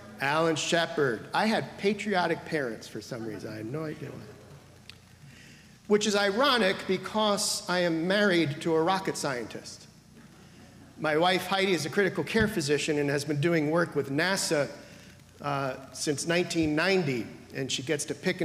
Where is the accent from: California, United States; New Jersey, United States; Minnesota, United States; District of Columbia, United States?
New Jersey, United States; northern; moved away; Being born and raised in New Jersey … speaks to my soul. And yes, indeed, as you know, being born in northern New Jersey